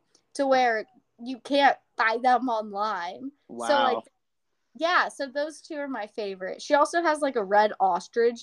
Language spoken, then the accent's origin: English; Houston, Texas, United States; also born or lived in Nacogdoches, Texas; I'm from Houston, Texas. So, like, I grew up in the city